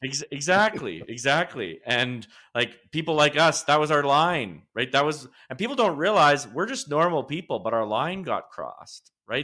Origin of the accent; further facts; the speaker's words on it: Lacombe, Alberta, Canada; I was born in Lacombe, Alberta, which is a central Alberta town a little bit north of Red Deer